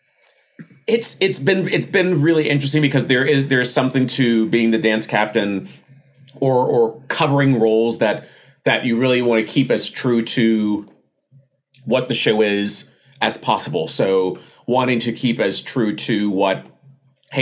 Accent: the South, United States; I was raised in the South

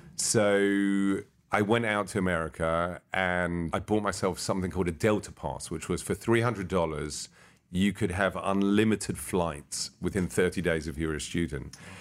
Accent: London, United Kingdom; I was born in London, England

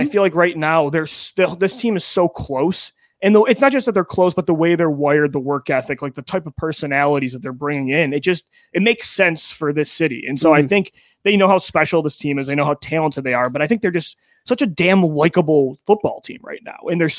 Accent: Buffalo, New York, United States; You know, I grew up in Buffalo, New York, and you grew up in Western New York.

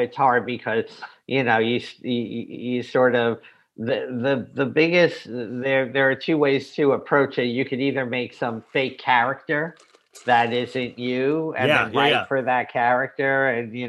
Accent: New York, United States; I was fortunate enough to be born and raised in New York

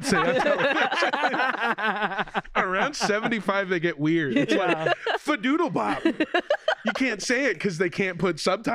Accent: Los Angeles, California, United States; I'm from Los Angeles

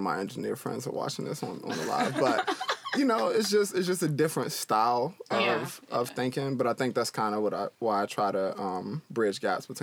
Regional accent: D.C. area, Maryland, United States; moved away; where I'm from the Maryland, D.C. area.

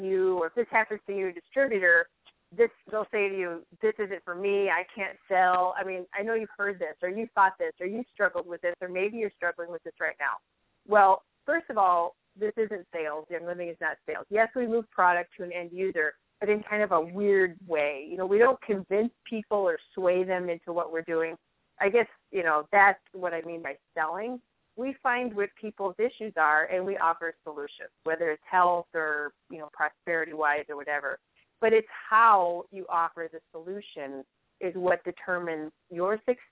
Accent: Chicago, Illinois, United States; accent: Chicago; now in Fargo, United States; I'm not totally up on my Fargo accent yet. I still get some Chicago in there

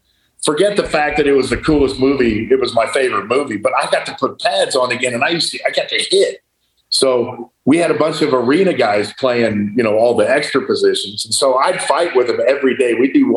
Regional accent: United States; as an American, you know, red-blooded American

